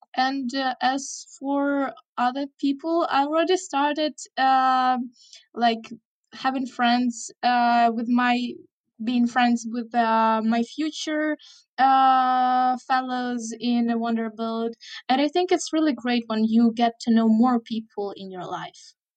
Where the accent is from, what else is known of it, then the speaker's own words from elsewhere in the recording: Chernihiv, Chernihiv Oblast, Ukraine; English is a second language; in my hometown, Chernihiv